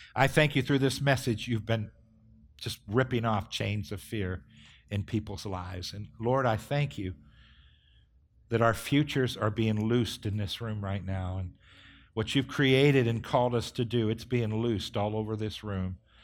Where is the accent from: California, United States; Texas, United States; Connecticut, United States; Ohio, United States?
Ohio, United States; Northeast; growing up in Northeast Ohio, we understand ice